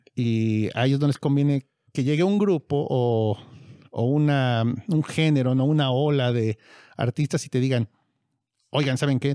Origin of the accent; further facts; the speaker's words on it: Mexico; nosotros somos de México